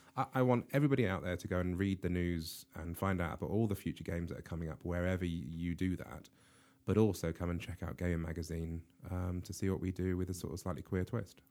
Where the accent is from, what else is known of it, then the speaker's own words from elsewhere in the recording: United Kingdom; I'm British